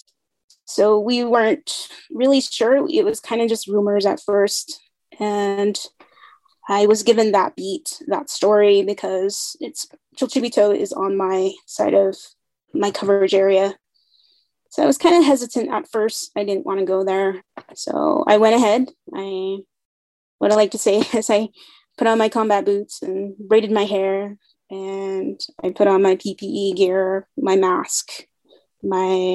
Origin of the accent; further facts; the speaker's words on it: Kaibito, Arizona, United States; I'm originally from Kaito, Arizona. It's in the Western Navajo Nation. It's near Lake Powell, near the city of Page, Arizona